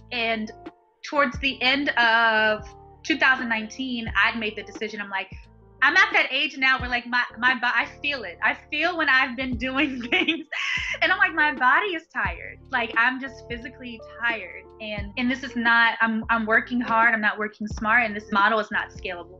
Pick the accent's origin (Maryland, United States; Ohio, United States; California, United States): Maryland, United States; Baltimore; I'm born and raised in Baltimore, Maryland